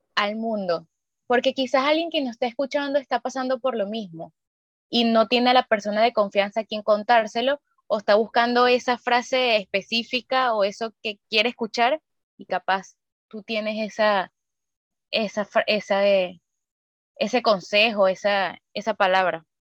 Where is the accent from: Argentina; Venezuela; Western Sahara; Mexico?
Venezuela; now in Chile; nosotras tres somos de Venezuela